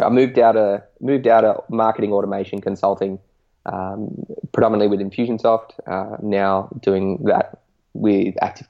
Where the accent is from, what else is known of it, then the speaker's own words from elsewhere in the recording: Northern Territory, Australia; moved away; also born or lived in Canberra, Australian Capital Territory; So I'm 26 now. I grew up, born and raised in the Northern Territory, so the top half of Australia that's stinking hot.